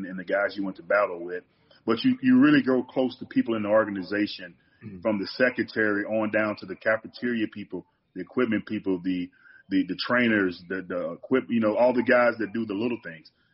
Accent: Mississippi, United States; moved away as an adult; I'm from Mississippi, so everything is slower

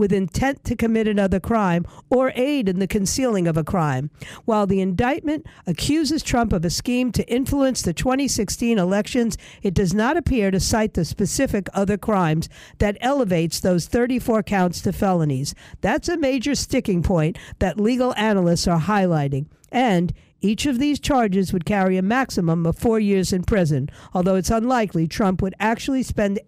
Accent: New York City, New York, United States; my hometown of New York City

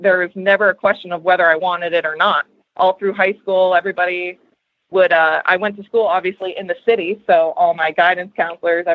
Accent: Boston, Massachusetts, United States; I'm from Boston, Massachusetts

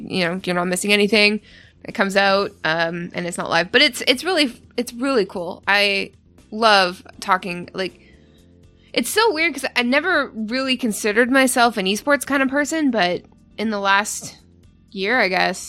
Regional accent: Canada; I'm Canadian.

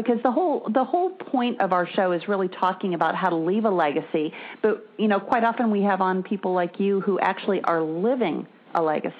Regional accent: Wisconsin, United States; moved away as an adult; I decided to spend the rest of my days south of the Mason-Dixon line, because I grew up in Wisconsin and had my fill of spring days with snow.

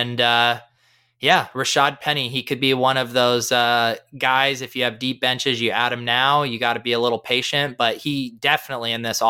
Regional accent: Colorado, United States; now in Boston, United States; I grew up in Colorado.

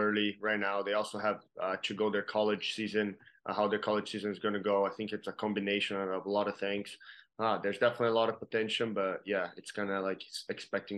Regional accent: Brazil; now in Kansas City, United States; I'm from Brazil

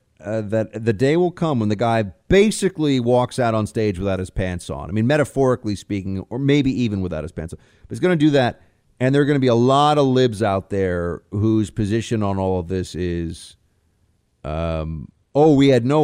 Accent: England, United Kingdom; Albert, Buck, mate, I'm from England.

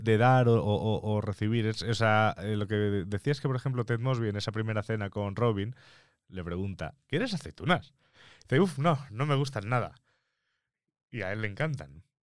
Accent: Mallorca, Balearic Islands, Spain; first language Spanish; now in Madrid, Spain; soy de Mallorca

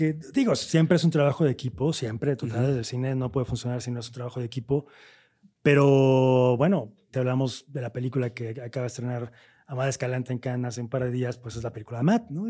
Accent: Veracruz, Mexico; nosotros que somos de Veracruz

